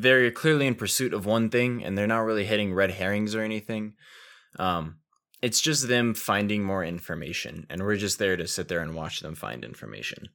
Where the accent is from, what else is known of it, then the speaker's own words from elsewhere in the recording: United States; I am an American